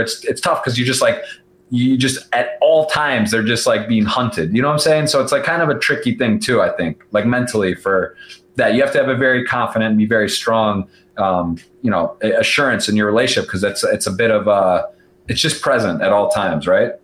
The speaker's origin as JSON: {"language": "English", "town": "Ann Arbor", "region": "Michigan", "country": "United States", "said": "I'm from Ann Arbor, so a couple hours away"}